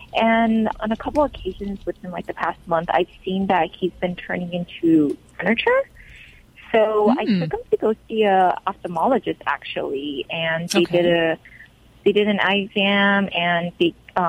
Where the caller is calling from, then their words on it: Los Angeles, California, United States; I'm calling from Los Angeles.